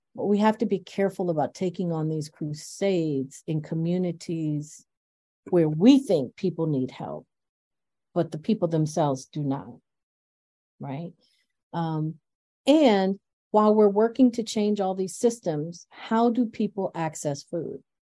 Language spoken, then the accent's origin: English; Buffalo, New York, United States; also born or lived in Farmville, Virginia; I'm from rural Virginia, and uh, but I grew up in Buffalo